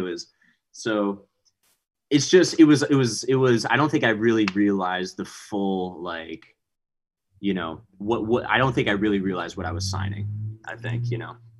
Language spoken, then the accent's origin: English; Montgomery, Texas, United States; also born or lived in Houston, Texas; now in Austin, United States; I'm from Houston. So I live in Austin right now, but Houston is where we really like grew up